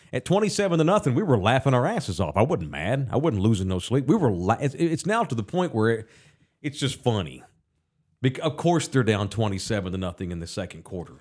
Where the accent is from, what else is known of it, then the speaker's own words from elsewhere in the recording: Texas, United States; I'm from here. I'm from the Metro Sex